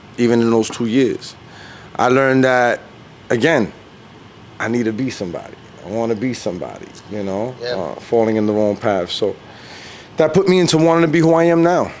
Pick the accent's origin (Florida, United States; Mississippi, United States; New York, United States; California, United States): New York, United States; New York City; I'm from Brooklyn, born and raised in Brooklyn, New York